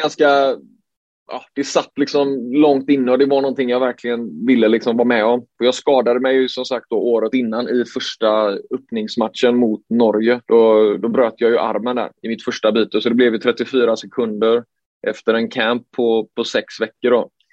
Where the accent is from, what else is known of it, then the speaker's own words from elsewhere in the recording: Sweden; som svensk